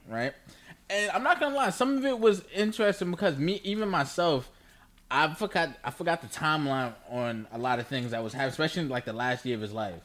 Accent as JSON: {"language": "English", "region": "New York", "country": "United States", "said": "I'm we're from New York, so he was our mayor"}